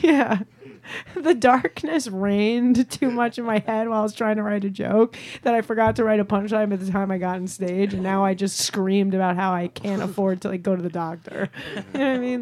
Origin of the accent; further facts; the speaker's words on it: Long Island, New York, United States; moved away as an adult; also born or lived in Chicago; I'm from Long Island originally. I'm mm-hmm. a Long Island Jew, and then I went to school. I went to college in Chicago, and then I just lived there for eight years